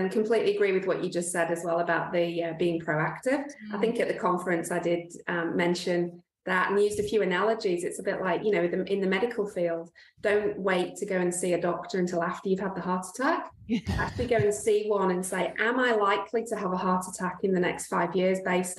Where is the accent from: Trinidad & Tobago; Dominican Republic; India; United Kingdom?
United Kingdom; England; now in Australia; so I am from England. Like you can probably tell from my accent.